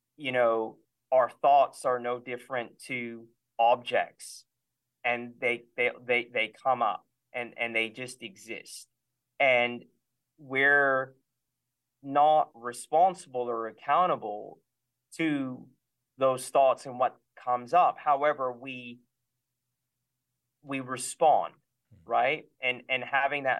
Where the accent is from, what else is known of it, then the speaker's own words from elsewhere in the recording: California, United States; I grew up in California